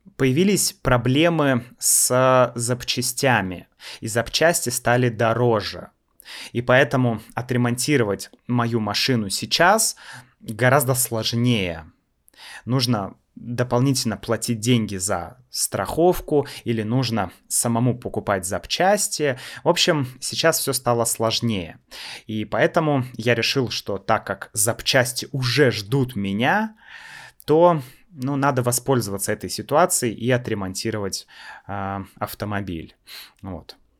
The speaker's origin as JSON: {"language": "Russian", "country": "Russia", "said": "мы из России"}